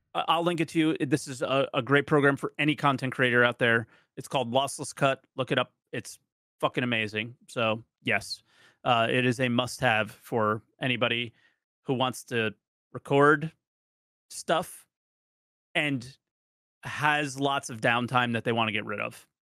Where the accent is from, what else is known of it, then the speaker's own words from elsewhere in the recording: New Jersey, United States; I grew up in New Jersey